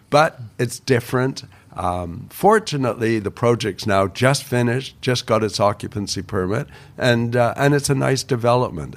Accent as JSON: {"language": "English", "town": "Toronto", "region": "Ontario", "country": "Canada", "tie": "born or raised there", "also_born_or_lived": "Vancouver", "moved": "yes", "said": "I grew up on Bathurst Street in Toronto"}